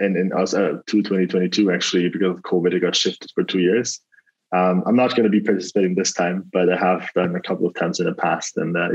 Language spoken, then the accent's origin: English; Oberammergau, Bavaria, Germany; moved away as an adult; also born or lived in Dubai; now in Singapore; So I'm originally not from Singapore. I'm from Germany, actually. It's a tiny place close to Munich, actually. It's an hour drive in the south, close to Austria. It's called Oberammergau. It's quite a mouthful. So I grew up there, obviously. Went to school in Germany, did a law degree in Germany as well.